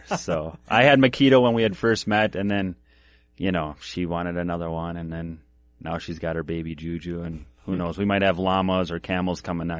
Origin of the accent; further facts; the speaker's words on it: Minneapolis, Minnesota, United States; also born or lived in Glencoe / Northfield; So I was born in Minneapolis. Yep. And then I bounced around, spent some time with my grandma and stuff in Glencoe, did some schooling there. And then I lived in Northfield with my dad and then bounced around.